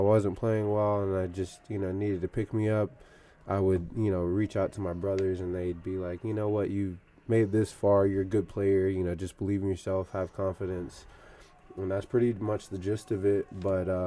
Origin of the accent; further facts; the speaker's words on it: Stone Mountain, Georgia, United States; moved away; I was born in Stone Mountain, which is in Atlanta